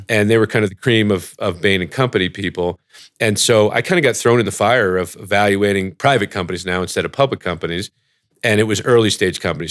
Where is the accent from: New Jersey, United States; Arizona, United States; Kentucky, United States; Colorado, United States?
New Jersey, United States; also born or lived in Ithaca, New York / Oxford, United Kingdom; I grew up in New Jersey